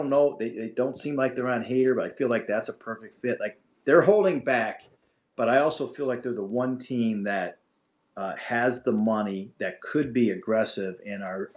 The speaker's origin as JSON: {"language": "English", "town": "Springfield", "region": "Massachusetts", "country": "United States", "tie": "born or raised there", "said": "Springfield for their winter caravan, that's where I grew up in Massachusetts"}